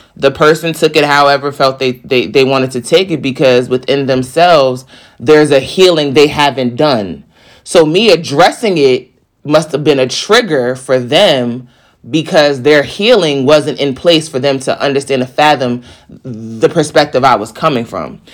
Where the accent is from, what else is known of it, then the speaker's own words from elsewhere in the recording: East Coast, United States; I'm from the East Coast